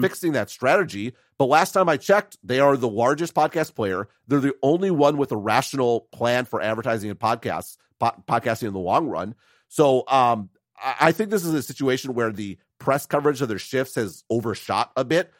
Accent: United States; as an American

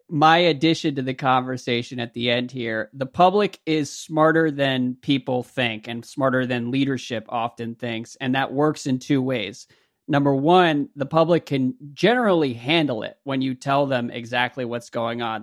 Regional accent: United States; as an American

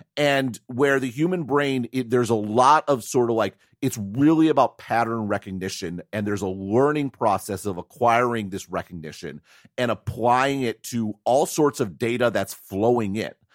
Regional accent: United States; moved away as an adult; now in Taiwan; I'm an American

